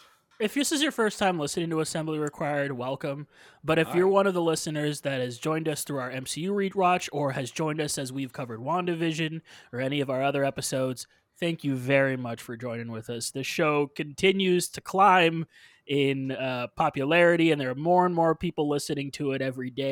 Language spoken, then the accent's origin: English; Puerto Rico; I'm from Puerto Rico.